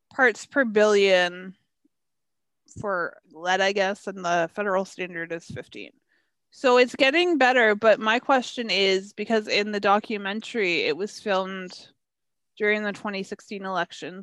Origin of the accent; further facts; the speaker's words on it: Canada; being a Canadian and a Canadian who's into hockey